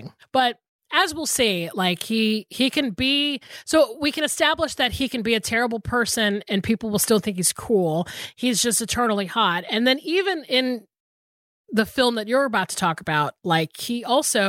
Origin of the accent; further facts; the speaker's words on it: the South, United States; I'm from the South